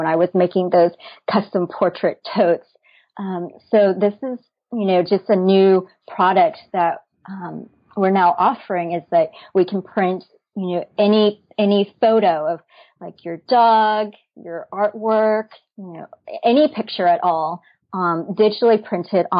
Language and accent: English; Dallas, Texas, United States; Dallas is my hometown and I founded Psychochick here in Dallas.